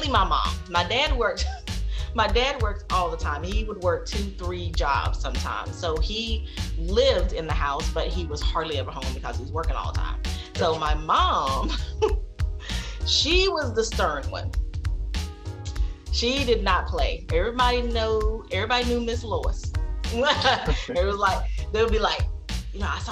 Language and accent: English; Sanford, North Carolina, United States; moved away; I was born and raised in Sanford, North Carolina. And that is actually where I live now.